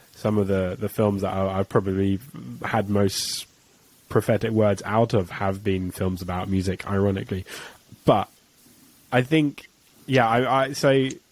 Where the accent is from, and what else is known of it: England, United Kingdom